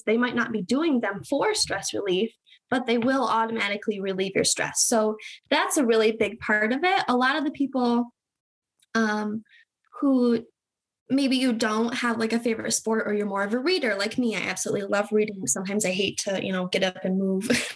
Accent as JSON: {"language": "English", "region": "Michigan", "country": "United States", "tie": "born or raised there", "said": "So I'm in Michigan. I've been born and raised in Michigan"}